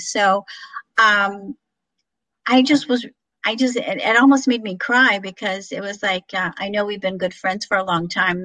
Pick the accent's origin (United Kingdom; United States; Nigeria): United States; Illinois; moved away; my hometown of illinois